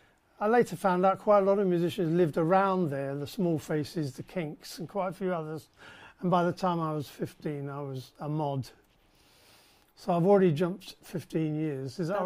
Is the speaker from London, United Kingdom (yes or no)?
yes; London, United Kingdom; also born or lived in Mount Fuji area, Japan; now in Japan; you said I was born in Mayfair, which sounds terribly posh, but just that's where the hospital happened to be.